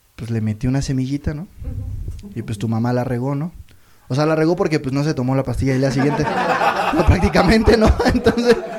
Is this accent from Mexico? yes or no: yes; Toluca, State of Mexico, Mexico; yo vengo de allá de Toluca